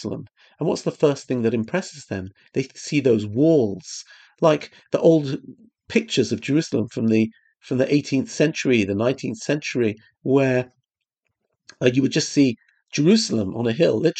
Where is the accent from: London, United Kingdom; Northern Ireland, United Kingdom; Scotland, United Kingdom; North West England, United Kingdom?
London, United Kingdom; moved away; I came from London.